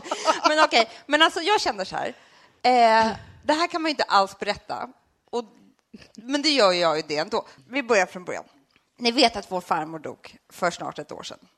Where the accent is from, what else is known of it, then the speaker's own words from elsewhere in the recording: Sweden; also born or lived in Södermalm, Stockholm; vi är från Sverige